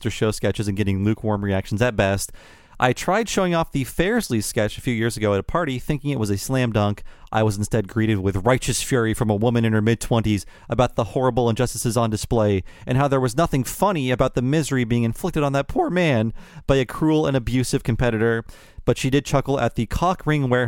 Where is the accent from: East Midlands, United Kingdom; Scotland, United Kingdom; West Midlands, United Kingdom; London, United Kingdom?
London, United Kingdom; moved away; Even though I'm from London slash England, I personally prefer to refer myself as British